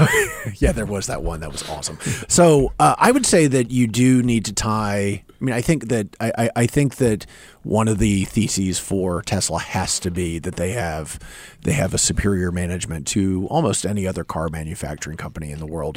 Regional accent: North Carolina, United States; moved away; I remember growing up in North Carolina

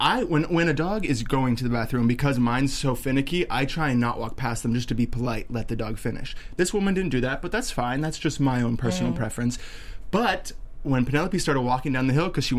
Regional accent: Pittsburgh, Pennsylvania, United States; I come from Pittsburgh, so what we say is yins

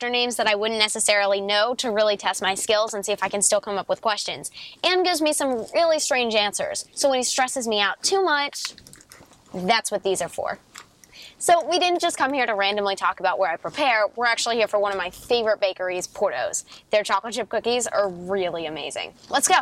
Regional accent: Florida, United States; moved away as an adult; now in Los Angeles, United States; We're originally from Florida, but we've been in LA for the past 6 years.

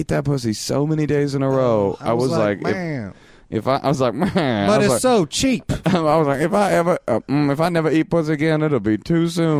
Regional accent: California, United States; because I grew up in California.

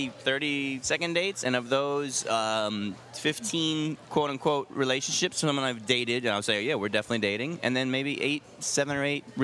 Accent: New York, United States; well, I'm a New Yorker, so I just talk very quickly.

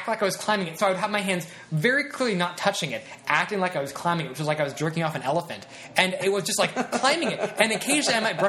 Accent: Wichita, Kansas, United States; moved away as an adult; now in Los Angeles, United States; my hometown of Wichita, Kansas

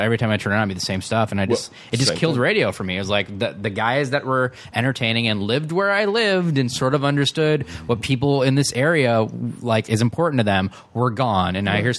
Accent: Davis, California, United States; I grew up in Davis

